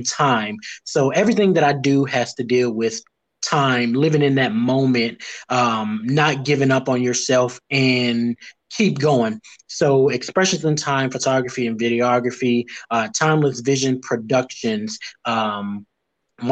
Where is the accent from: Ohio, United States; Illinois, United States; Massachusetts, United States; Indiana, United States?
Indiana, United States; Gary; now in Nashville, United States; I am originally from Gary, Indiana, born and raised currently in Nashville, Tennessee